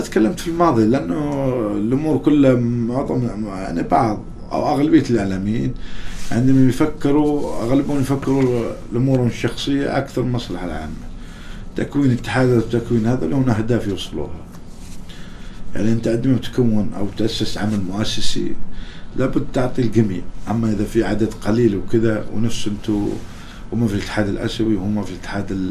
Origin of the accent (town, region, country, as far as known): Oman